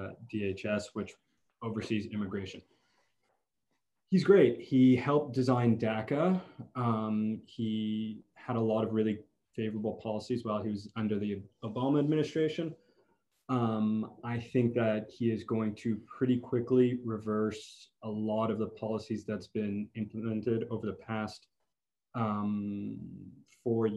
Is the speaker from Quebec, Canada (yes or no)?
yes; Montreal, Quebec, Canada; I grew up in Montreal.